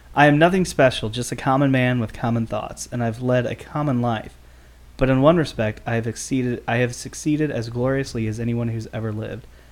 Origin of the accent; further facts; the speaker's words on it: United States; we're from Jeffco too